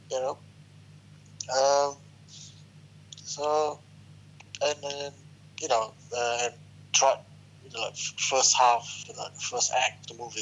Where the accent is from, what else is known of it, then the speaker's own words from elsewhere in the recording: Malaysia; I'm a Malaysian.